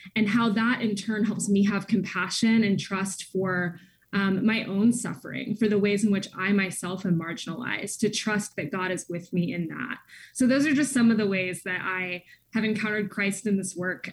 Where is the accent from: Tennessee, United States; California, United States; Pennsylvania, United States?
Tennessee, United States; Nashville; moved away as an adult; also born or lived in West Virginia; now in Seattle, United States; growing up in Nashville